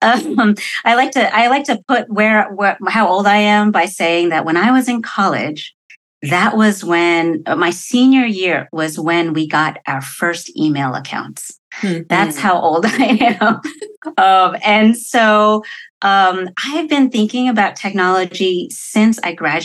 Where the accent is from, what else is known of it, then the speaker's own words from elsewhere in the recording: New Jersey, United States; moved away as an adult; also born or lived in Connecticut; now in West Coast, United States; I grew up in New Jersey, went to school in Connecticut